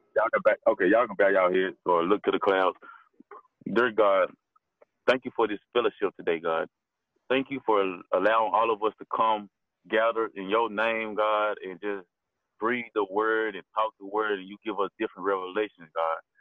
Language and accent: English; Memphis, Tennessee, United States; also born or lived in Galloway; I'm from Galloway, so I moved to Memphis when I was 6